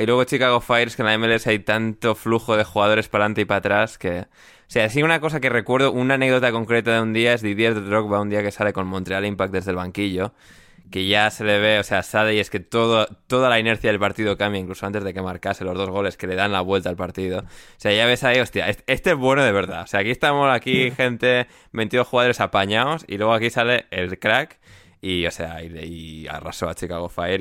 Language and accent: Spanish; Spain; moved away as an adult; mi infancia en España